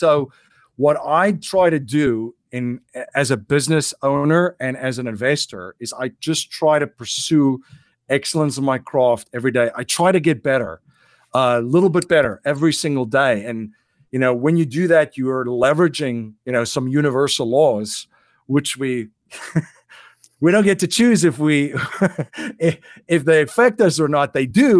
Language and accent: English; South Africa; You know, and growing up in South Africa, I've had the opportunity to see what challenges you will have if you're not sovereign in those areas.